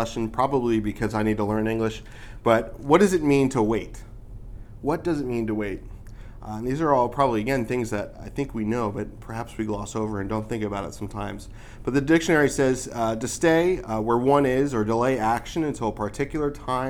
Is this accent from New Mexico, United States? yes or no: no; New York, United States; moved away; I'm from New York